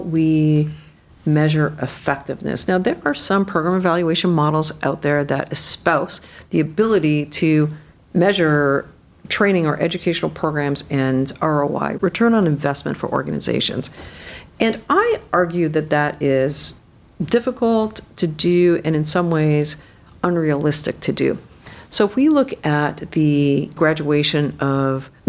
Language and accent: English; Canada; now in United States; I grew up in Canada